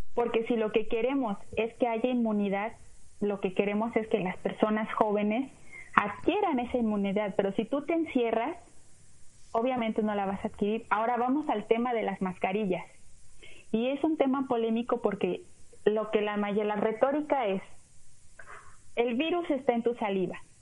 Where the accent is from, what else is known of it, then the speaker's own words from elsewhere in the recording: Mexico; now in United States; soy mexicana, amo mi país